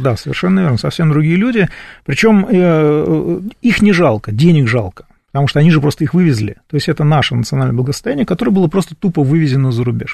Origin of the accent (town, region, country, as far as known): Moscow, Russia